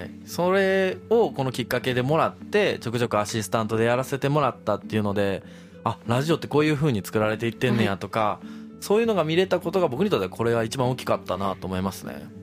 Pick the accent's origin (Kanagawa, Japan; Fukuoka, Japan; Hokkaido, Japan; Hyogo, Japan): Hyogo, Japan; Awaji Island; now in Kyoto, Japan; もともと僕淡路島出身で京都に来て